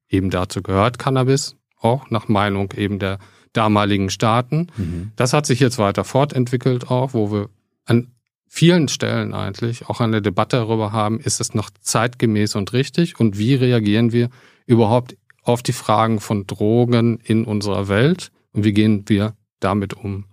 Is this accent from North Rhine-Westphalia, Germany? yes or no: yes; near Paderborn, North Rhine-Westphalia, Germany; now in Berlin, Germany; aufgewachsen in, in der Nähe von Paderborn